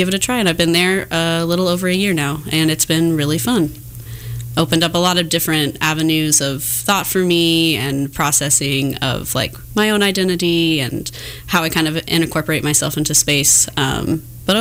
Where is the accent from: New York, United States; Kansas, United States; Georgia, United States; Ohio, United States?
Kansas, United States; Overland Park; I grew up in Overland Park, Kansas